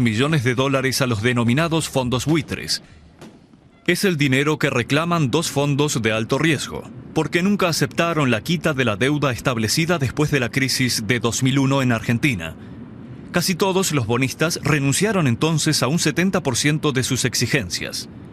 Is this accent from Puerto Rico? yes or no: yes; San Juan, Puerto Rico; moved away as an adult; also born or lived in New Orleans; yo soy nacido y criado en Puerto Rico, eh, de Cupey